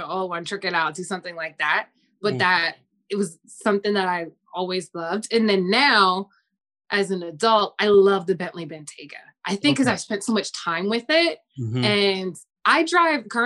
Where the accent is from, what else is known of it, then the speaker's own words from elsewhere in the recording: New Jersey, United States; I grew up in South Jersey